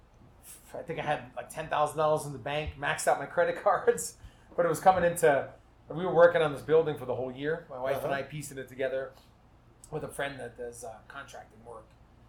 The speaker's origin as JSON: {"language": "English", "town": "New York City", "region": "New York", "country": "United States", "tie": "born or raised there", "said": "growing up in New York City, my grandfather had a bar in Brooklyn. It was called the Duck Inn."}